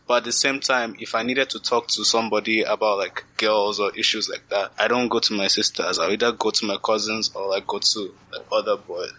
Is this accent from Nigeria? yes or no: yes; Nigeria; now in Canada; growing up in Nigeria